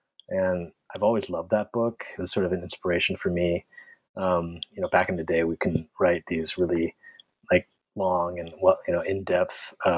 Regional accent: San Francisco, California, United States; I grew up in San Francisco.

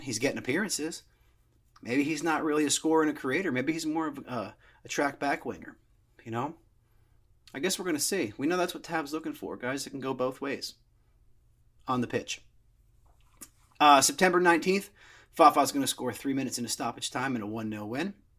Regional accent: United States; I'm not from New York. I grew up close

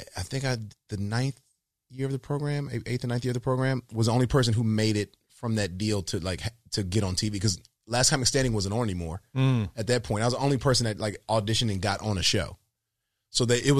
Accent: Decatur, Georgia, United States; I'm from Decatur, Georgia, man. Like, you know, I didn't come from much

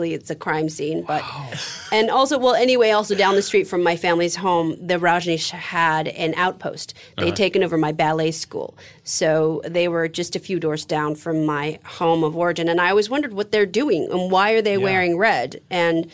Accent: San Francisco, California, United States; I'm from San Francisco, 70s

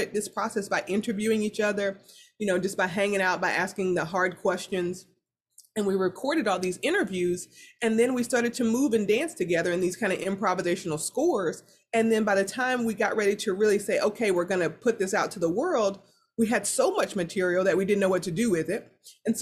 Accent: the South, United States; I'm from the South

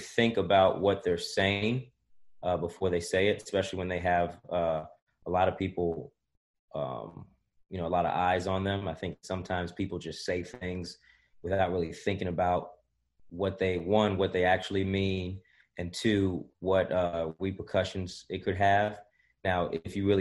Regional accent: Cincinnati, Ohio, United States; I'm from Cincinnati, so I knew about NKU when I was growing up

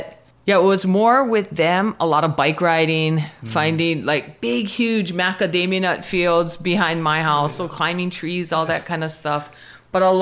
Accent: Pahala, Hawaii, United States; I grew up in Pahala on the Big Island. So super small town, plantation town

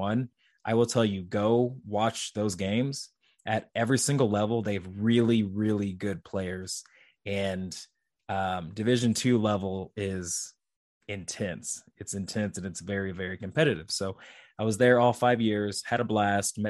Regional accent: St. Joseph, Missouri, United States; also born or lived in Kansas City, Missouri; It was my hometown university

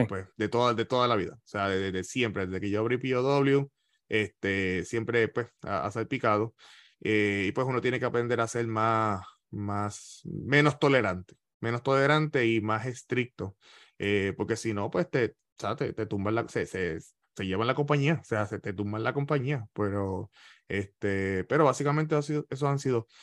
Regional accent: Ponce, Puerto Rico; moved away as an adult; now in Florida, United States; Ismael es de la misma urbanización que yo soy en, Ponce, en Los Caobos

